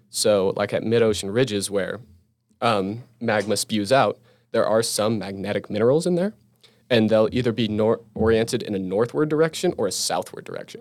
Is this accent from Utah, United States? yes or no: yes; Utah, United States; it's also my home state. I feel comfortable here, you know, I know this state